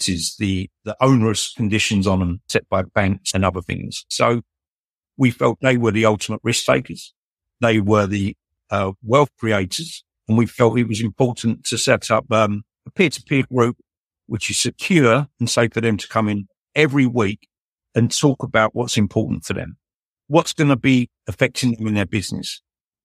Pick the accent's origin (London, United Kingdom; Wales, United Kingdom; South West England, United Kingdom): London, United Kingdom; I was born in Southeast London. Working class upbringing, went to one of London's largest comprehensive schools